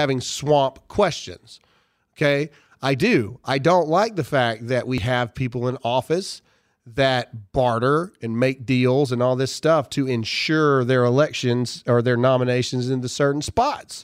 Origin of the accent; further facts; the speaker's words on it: Caledonia, Mississippi, United States; moved away; I was born and raised in Caledonia, Mississippi